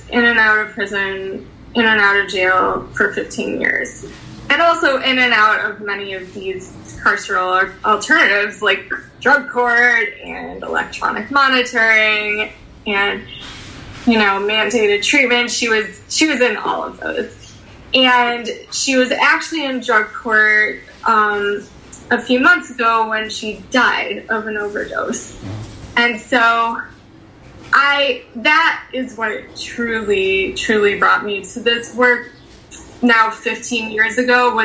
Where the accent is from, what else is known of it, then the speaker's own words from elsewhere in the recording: Chicago, Illinois, United States; also born or lived in Skokie, Illinois; I was born in Edgewater, and then we lived in Rogers Park. And then I went to high school in Skokie, so Niles West